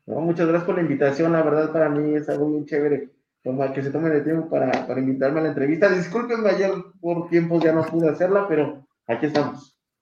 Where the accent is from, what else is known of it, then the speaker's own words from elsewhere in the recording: Mexico City, Mexico; soy de la Ciudad de México